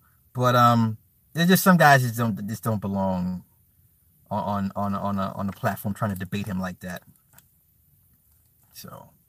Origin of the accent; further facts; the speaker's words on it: New Jersey, United States; I'm from New Jersey.